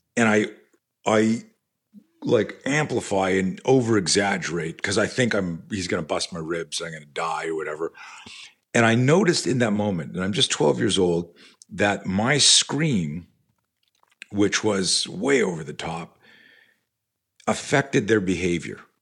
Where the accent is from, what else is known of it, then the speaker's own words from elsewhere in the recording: Canada; now in United States; I grew up in Canada